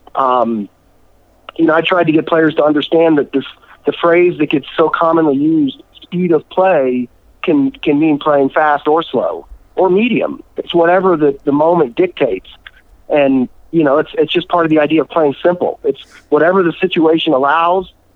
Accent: Atlanta, Georgia, United States; I grew up in the Atlanta area

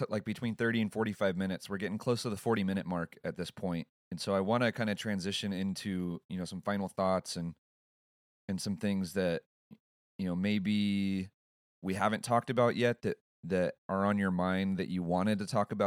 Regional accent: San Mateo, California, United States; moved away; I'm actually originally from San Mateo, and that's where my dad still lives.

